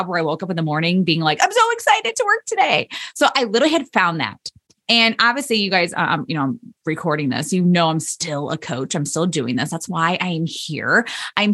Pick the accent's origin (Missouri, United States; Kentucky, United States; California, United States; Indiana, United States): Indiana, United States; I ended up moving back to my hometown in Indiana